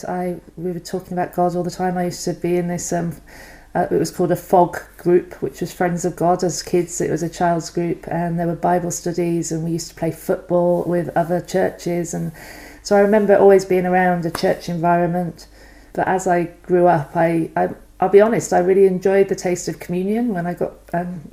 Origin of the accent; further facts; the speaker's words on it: Banwell, South West England, United Kingdom; I grew up in Somerset, a little village called Banwell, outside of Weston-super-Mare